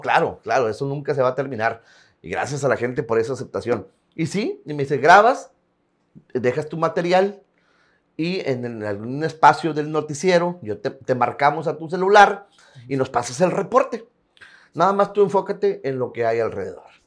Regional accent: Tampacán, San Luis Potosí, Mexico; moved away as an adult; also born or lived in Ciudad Acuña; now in Piedras Negras, Mexico; Tampacán, San Luis Potosí de originarios

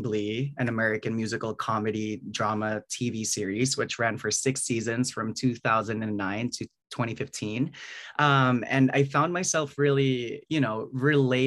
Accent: Bacolod, Negros Island Region, Philippines; now in New York, United States; I was born and raised in Bacolod City, you know, like in a middle class family

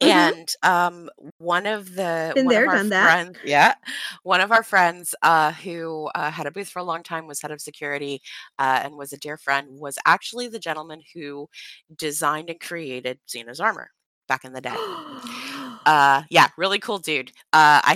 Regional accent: Florida, United States; we're from Florida

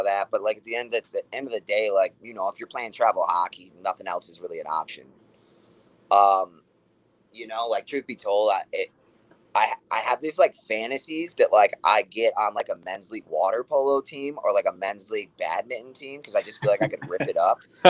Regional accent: Rochester, New York, United States; I was born and raised in Rochester

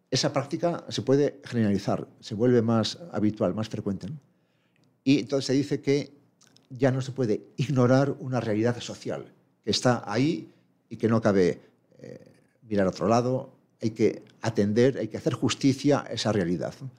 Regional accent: Madrid, Community of Madrid, Spain; moved away as an adult; now in Pamplona, Spain; De nacimiento soy madrileño, fui a Pamplona a estudiar la carrera y ya me quedé allí como docente

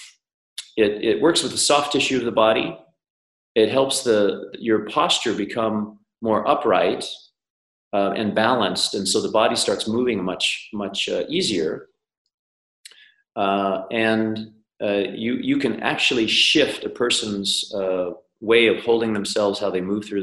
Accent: Colorado, United States; I'm from the US. I grew up in Colorado, long hair, dirty face mountain kid way back when

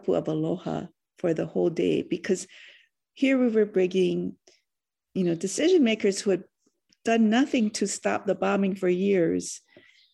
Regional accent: Hawaii, United States; our religion and our spiritual soul as a collective soul, as a Hawaiian people

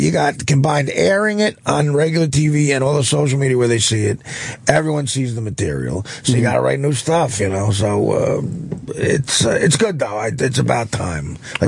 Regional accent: near Newark, New Jersey, United States; in Newark, close to my hometown

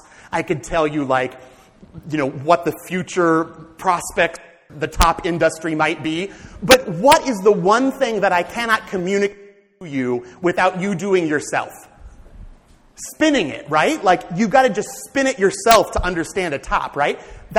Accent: small town in central Illinois, United States; I actually am a convert to Catholicism. I grew up in the Methodist Church in this small town in central Illinois. Came to Notre Dame, and I went through the RCIA process at Notre Dame as a sophomore and to become a Roman Catholic. I'm German-Irish by background

